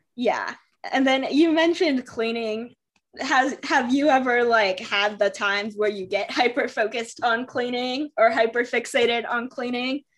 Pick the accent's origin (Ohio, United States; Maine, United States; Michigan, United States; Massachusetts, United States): Michigan, United States; I was born in Michigan